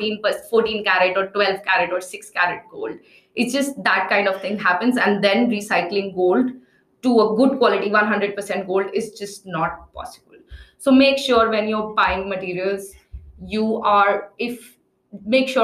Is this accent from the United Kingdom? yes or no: no; Agra, Uttar Pradesh, India; also born or lived in New Delhi; I grew up in Agra and I worked in New Delhi a lot.